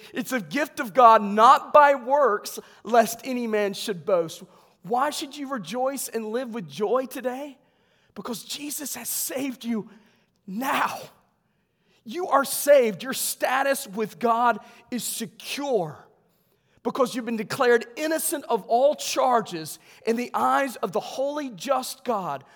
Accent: West Virginia, United States; I'm from West Virginia.

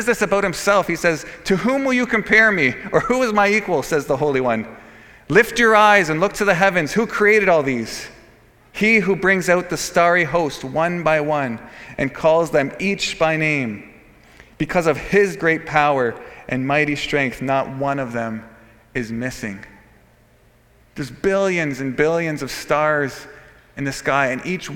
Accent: Canada

